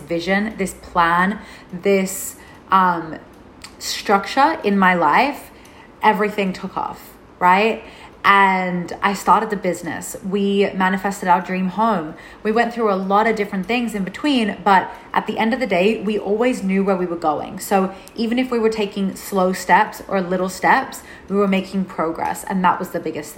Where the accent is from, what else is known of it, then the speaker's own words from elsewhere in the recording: Melbourne, Victoria, Australia; moved away as an adult; also born or lived in Byron Bay, New South Wales; I left my home state of Melbourne in Australia and I moved to Byron Bay in New South Wales.